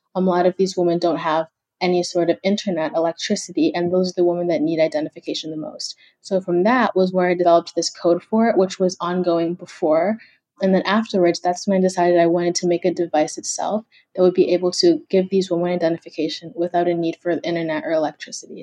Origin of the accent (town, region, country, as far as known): Kenya; moved away